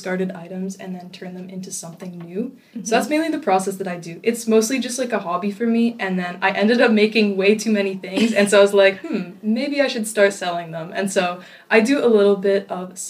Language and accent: English; North Vancouver, British Columbia, Canada; I grew up in North Vancouver